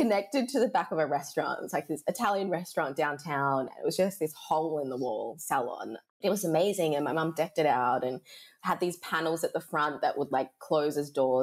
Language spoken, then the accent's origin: English; Perth, Western Australia, Australia; accent: Australian; spent so much of my childhood here being in my mum's braiding salon, which was one of the first in Australia, and it was probably the first here in Perth